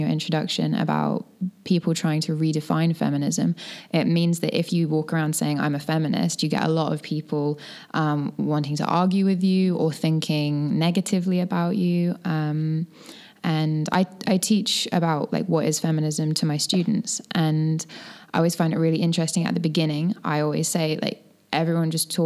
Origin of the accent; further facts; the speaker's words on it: England, United Kingdom; moved away; also born or lived in New Zealand; I grew up in England, moved to New Zealand, and I've been a teacher for 4 years